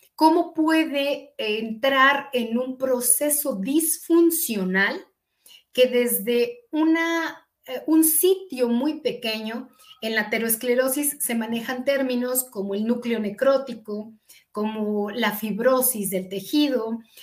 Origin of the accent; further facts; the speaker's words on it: eastern State of Mexico, Mexico; nací en el Distrito Federal, pero toda mi infancia eh, la, desarrollé en la zona oriente del estado